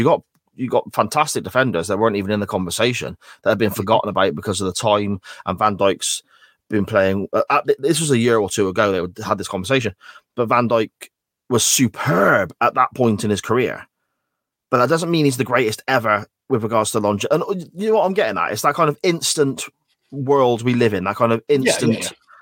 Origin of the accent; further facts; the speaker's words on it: England, United Kingdom; I'm from the Midlands, and a lot of people I know enjoy dressing up like those people.